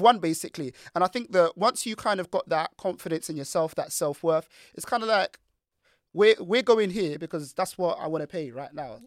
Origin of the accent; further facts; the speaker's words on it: Nigeria; as a Nigerian man